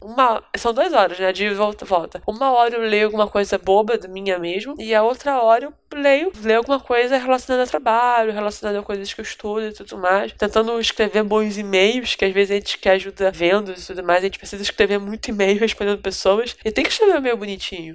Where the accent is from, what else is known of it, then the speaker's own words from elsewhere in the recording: Rio de Janeiro, Brazil; eu sou aqui do Rio